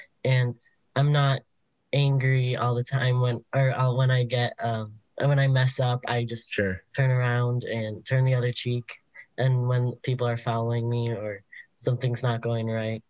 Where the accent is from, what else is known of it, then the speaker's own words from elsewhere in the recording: Lakeview, New York, United States; I'm from Lakeview, New York